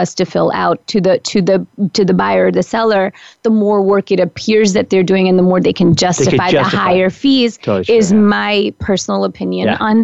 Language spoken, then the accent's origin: English; Pennsylvania, United States; now in New York City, United States; I grew up in Pennsylvania, so, you know, we couldn't even have beer or wine in our stores